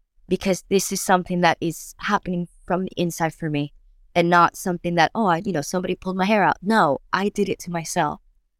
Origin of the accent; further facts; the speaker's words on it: New York, United States; now in London, United Kingdom; it was great to be moving to London, you know, I was from New York and I was fantastic.